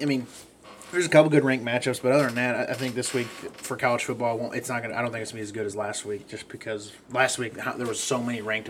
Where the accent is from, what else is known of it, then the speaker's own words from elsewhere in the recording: Missouri, United States; we're from Missouri.